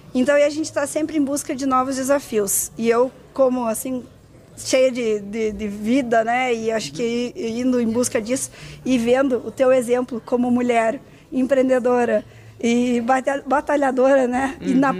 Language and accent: Portuguese; Carazinho, Rio Grande do Sul, Brazil; Eu sou de Carazinho